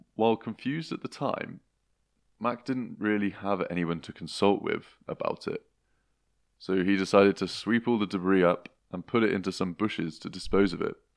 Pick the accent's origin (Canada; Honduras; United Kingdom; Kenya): United Kingdom; Gloucestershire, South West England; moved away; are back in Gloucestershire, which is my hometown